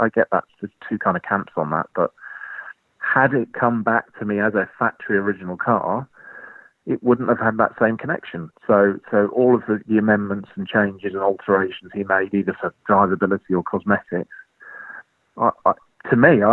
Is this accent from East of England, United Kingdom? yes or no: yes; Colchester, East of England, United Kingdom; I was born in Colchester